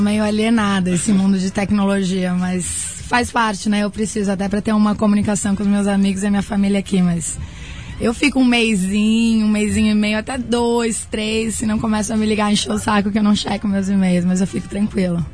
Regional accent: Blumenau, Santa Catarina, Brazil; eu sou de Blumenau, Santa Catarina

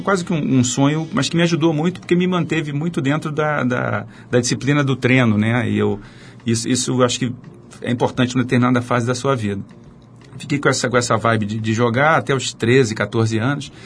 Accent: Rio de Janeiro, Brazil; eu nasci no, no Rio, nasci na, fui criado na Zona Norte, entre Andaraí e Tijuca

